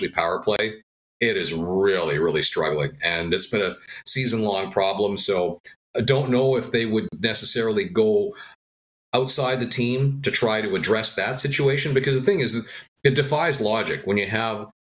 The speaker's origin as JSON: {"language": "English", "town": "Winnipeg", "region": "Manitoba", "country": "Canada", "tie": "born or raised there", "also_born_or_lived": "Montreal", "moved": "as an adult", "said": "do what I love in my hometown"}